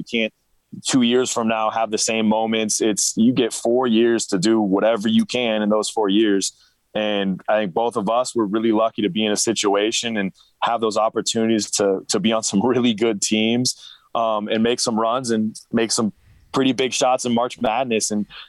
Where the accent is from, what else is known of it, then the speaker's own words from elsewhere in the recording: Pullman, Washington, United States; Yep, back in the Palouse, and I actually grew up being a Coug for probably my 15 years of my life.